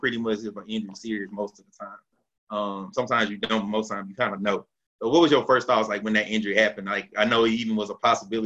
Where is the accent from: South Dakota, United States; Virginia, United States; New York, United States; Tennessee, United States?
Tennessee, United States; Knoxville; I'm from Knoxville